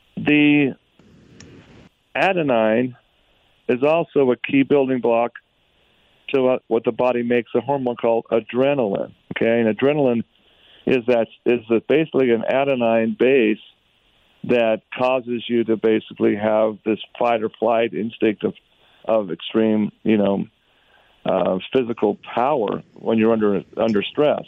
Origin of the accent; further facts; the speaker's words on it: Utah, United States; Utah, my home state